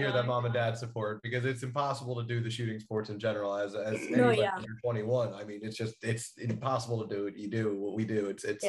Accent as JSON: {"language": "English", "region": "New Jersey", "country": "United States", "said": "because I'm from New Jersey"}